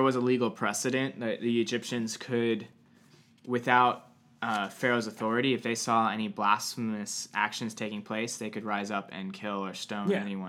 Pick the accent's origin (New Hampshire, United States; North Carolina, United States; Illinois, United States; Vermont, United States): New Hampshire, United States; But I do remember I grew up in New Hampshire for a hot second.